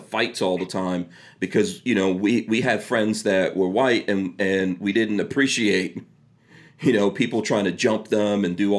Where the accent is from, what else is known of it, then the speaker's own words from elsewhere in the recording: New York City, New York, United States; also born or lived in Guyana; I went to school, I grew up in Far Rockaway, New York, and at that time it was mostly black, a lot of people from the Caribbean, Africa, etc., you know, and there were very few white kids going to school with me.